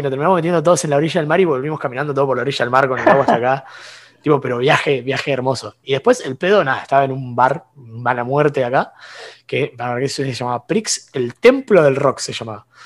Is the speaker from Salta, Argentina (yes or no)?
no; San Bernardo, Buenos Aires Province, Argentina; de, pues la, costa, atlántica de San Bernardo.